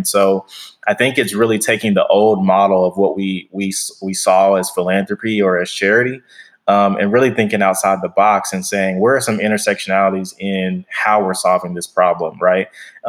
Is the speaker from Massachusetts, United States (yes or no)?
no; Wichita, Kansas, United States; now in Texas, United States; so I'm originally from Kansas, Wichita, Kansas. And my family moved here in about 2008